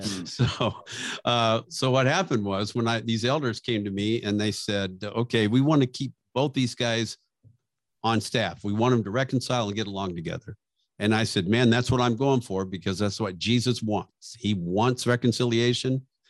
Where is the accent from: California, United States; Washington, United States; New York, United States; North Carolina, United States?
California, United States; Bakersfield; I grew up in Bakersfield